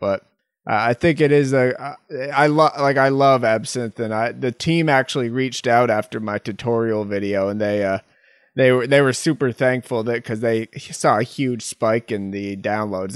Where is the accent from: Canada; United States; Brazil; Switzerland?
United States; Massachusetts; moved away; That's where I am, my, my hometown